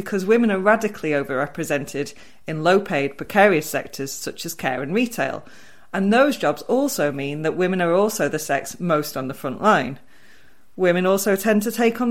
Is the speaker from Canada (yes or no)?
no; Wigan, North West England, United Kingdom; I'm from Wigan